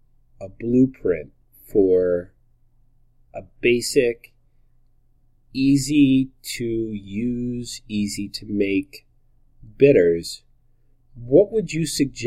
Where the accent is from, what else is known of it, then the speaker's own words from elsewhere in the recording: New Jersey, United States; I'm from New Jersey.